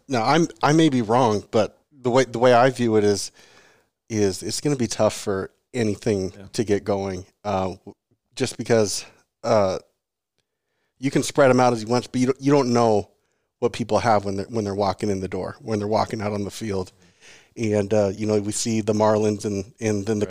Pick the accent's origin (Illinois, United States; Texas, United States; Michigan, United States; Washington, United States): Washington, United States; Seattle; I grew up in Seattle